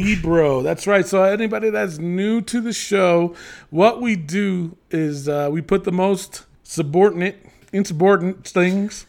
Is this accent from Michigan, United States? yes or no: no; New York City, New York, United States; I'm from the Bronx